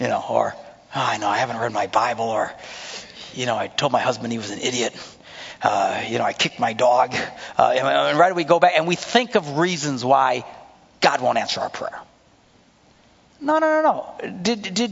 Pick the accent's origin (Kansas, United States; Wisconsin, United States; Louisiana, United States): Wisconsin, United States; Green Bay; I'm from Green Bay